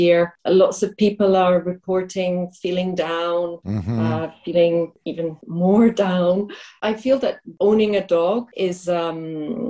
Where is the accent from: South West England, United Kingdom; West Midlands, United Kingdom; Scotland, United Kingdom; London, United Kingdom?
Scotland, United Kingdom; Glasgow; moved away as an adult; also born or lived in France; now in Prague, Czech Republic; I'm from Glasgow.